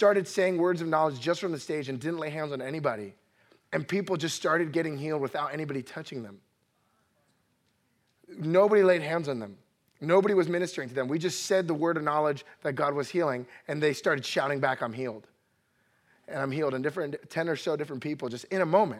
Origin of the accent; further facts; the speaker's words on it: New Jersey, United States; I'm originally from New Jersey, grew up in a Puerto Rican family.